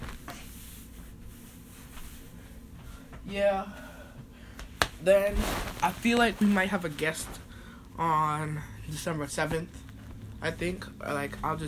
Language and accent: English; United States; I'm American, but my mom's from Jamaica, my dad's from St. Lucia